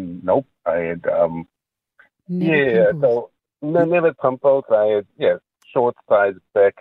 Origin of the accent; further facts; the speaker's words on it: Johannesburg, Gauteng, South Africa; So I'm mixed race pretty much. I'm from Johannesburg.